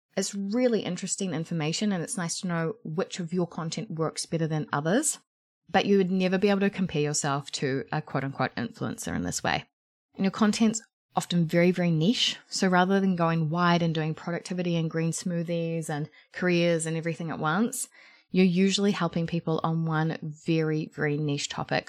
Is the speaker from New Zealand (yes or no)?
yes; New Zealand; I'm a New Zealander